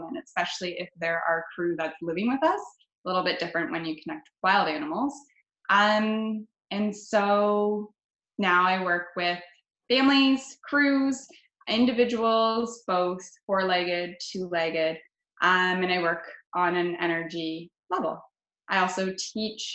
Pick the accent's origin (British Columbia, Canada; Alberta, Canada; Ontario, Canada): Ontario, Canada; London; London, Ontario is my hometown